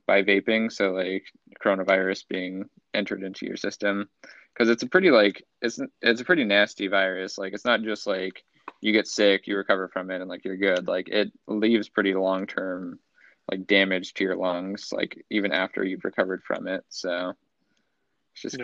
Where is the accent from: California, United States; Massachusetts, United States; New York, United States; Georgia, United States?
California, United States; Central Coast; moved away as an adult; now in Los Angeles, United States; in my hometown